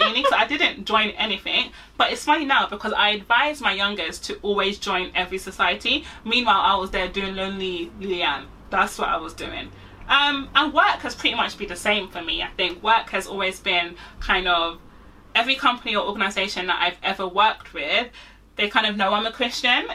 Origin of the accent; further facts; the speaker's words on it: Nigeria; also born or lived in Manchester; I'm Nigerian.